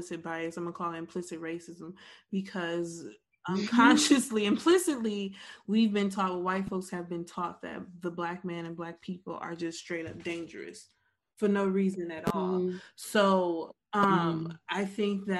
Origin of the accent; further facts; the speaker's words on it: Detroit, Michigan, United States; I'm from Detroit